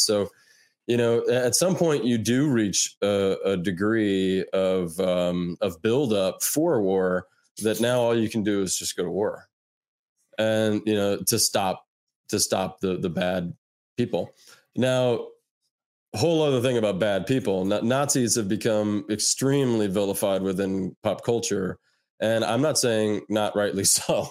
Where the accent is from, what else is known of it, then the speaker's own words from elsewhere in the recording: United States; as an American